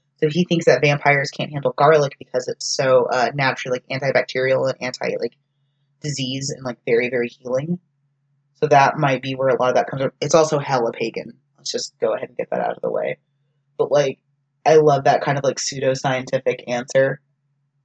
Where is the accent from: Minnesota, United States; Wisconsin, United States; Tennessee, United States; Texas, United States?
Texas, United States; As a Texan